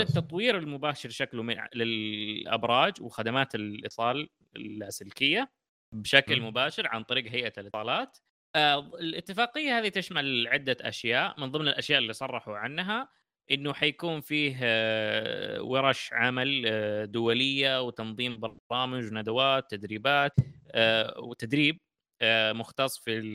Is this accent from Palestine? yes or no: no; Saudi Arabia; عندنا في السعوديه